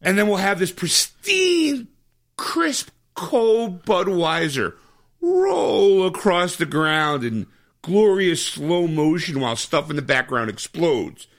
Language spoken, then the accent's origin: English; United States; I'm an American